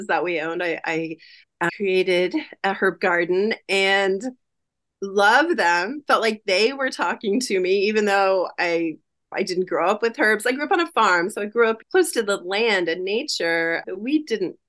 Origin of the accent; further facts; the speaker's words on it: Ohio, United States; moved away; I grew up in Ohio in the United States, and I grew up on a farm.